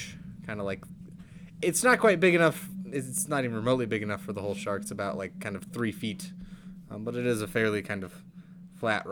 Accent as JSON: {"language": "English", "region": "Colorado", "country": "United States", "said": "I'm from Colorado, probably statistically one of the safest places in the world from sharks"}